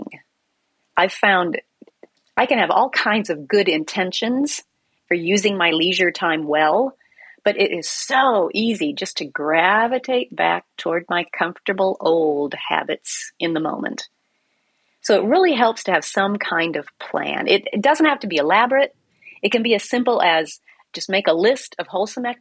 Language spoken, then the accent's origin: English; Iowa, United States; when I was growing up in Iowa